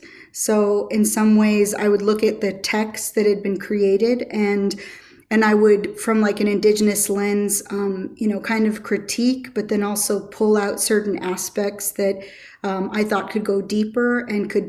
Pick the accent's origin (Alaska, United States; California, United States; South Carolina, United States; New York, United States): Alaska, United States; Chickaloon; we're distant cousins from Yanidaa, or Chickaloon Village